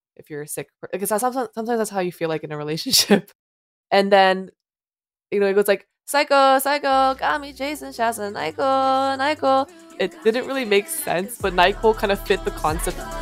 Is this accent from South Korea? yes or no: yes; South Korea; moved away; I was born and raised in Korea